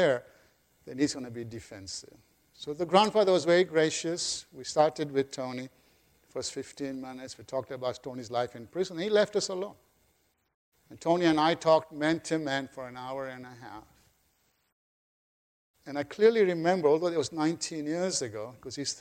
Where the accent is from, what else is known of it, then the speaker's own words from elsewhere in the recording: Kenya; now in United States; I was born in Kenya.